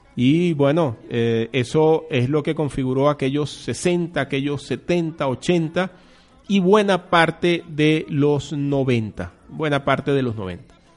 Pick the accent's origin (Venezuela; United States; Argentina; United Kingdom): Venezuela; somos los venezolanos